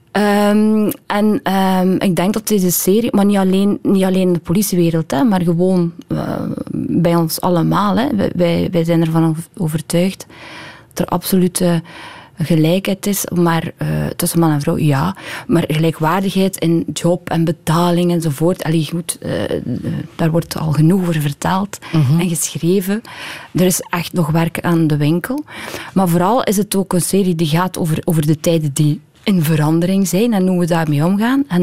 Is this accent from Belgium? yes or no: yes; West Flanders, Belgium; Ik ben een pleaser, ik ben een meisje uit West-Vlaanderen.